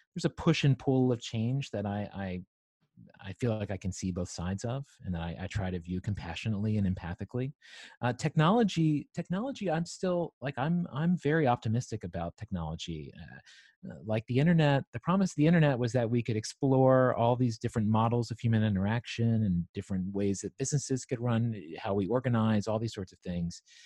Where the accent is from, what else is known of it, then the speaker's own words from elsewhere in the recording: Southwest Virginia, United States; moved away as an adult; also born or lived in New York City; I grew up in Southwest Virginia on a farm